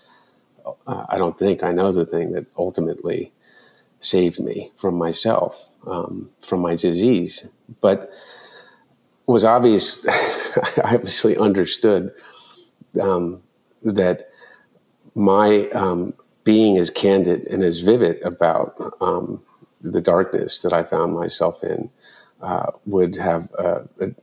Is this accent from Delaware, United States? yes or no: yes; Delaware, United States; growing up in Delaware.